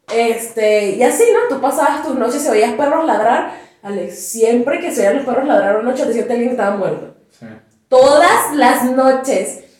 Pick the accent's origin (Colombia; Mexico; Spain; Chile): Mexico; Candelaria, Colima; Pero también es como de donde yo soy, en la Candelaria era primero un terreno completamente baldío, donde llegó un buen de gente y dijeron, vamos a urbanizarlo.